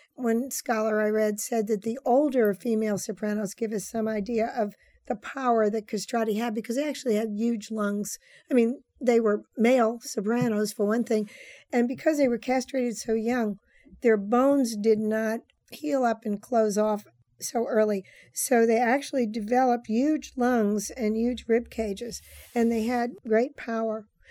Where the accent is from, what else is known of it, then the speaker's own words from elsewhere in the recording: New Orleans, Louisiana, United States; moved away; also born or lived in California; my return to my hometown that I wrote The Witching Hour, and all of my love for New Orleans coming home after thirty years in California